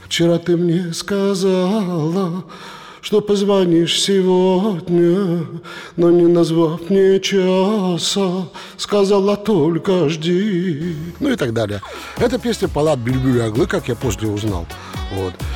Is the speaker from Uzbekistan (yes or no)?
no; Perm, Perm Krai, Russia; мы из Перми с Федькой. Вот я родился э, в Пермском районе. То есть это пригород Перми